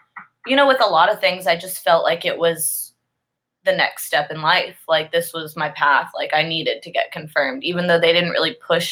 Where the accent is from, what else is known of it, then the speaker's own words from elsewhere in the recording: Alpharetta, Georgia, United States; Born and raised in Alpharetta